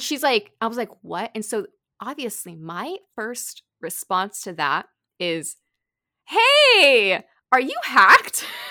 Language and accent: English; California, United States; moved away as an adult; also born or lived in Arizona / Tokyo, Japan; I grew up in California